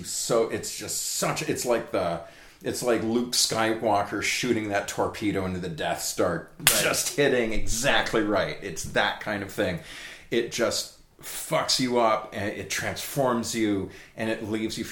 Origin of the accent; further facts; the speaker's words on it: Sudbury, Ontario, Canada; also born or lived in Toronto; I grew up in Sudbury, Ontario.